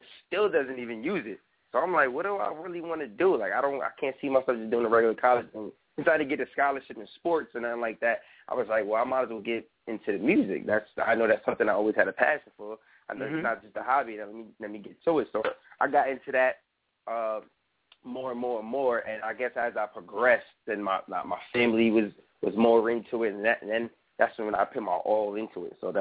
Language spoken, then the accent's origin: English; New York, United States; I'm from New York